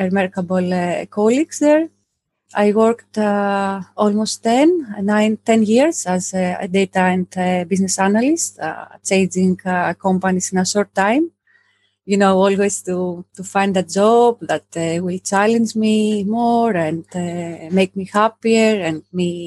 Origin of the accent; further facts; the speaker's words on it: southern Greece, Greece; moved away; I'm from Greece. I grew up in a small village in the south of Greece